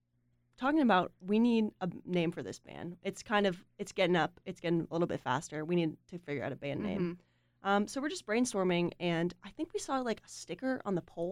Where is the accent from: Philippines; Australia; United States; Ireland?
United States; Huntersville, North Carolina; I'm from Charlotte area, specifically Huntersville.